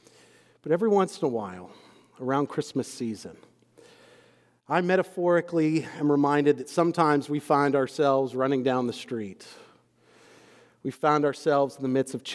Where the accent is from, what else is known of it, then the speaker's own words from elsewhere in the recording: Texas, United States; moved away as an adult; also born or lived in Scotland / Waco, Texas; now in Louisville, United States; I have grown up and born and raised in Texas up until about a year or so ago. And I am both from Texas and I am a Texan